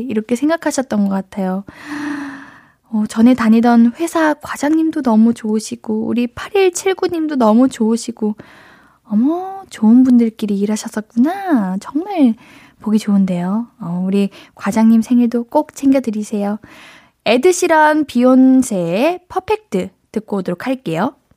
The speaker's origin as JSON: {"language": "Korean", "region": "Gyeonggi Province", "country": "South Korea", "tie": "born or raised there", "said": "제가 어릴 때부터 경기도 살아가지고"}